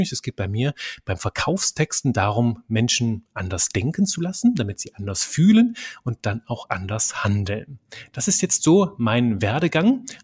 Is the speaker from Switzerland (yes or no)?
no; Belgium; accent: French; Ich bin aufgewachsen in einem kleinen belgischen Dorf. Manchmal hört man das noch so. Ich habe so einen französischen Akzent ab und zu mit drin. In Belgien spricht man Französisch, Deutsch und Niederländisch mehrsprachig. Das heißt, ich bin auch mehrsprachig aufgewachsen.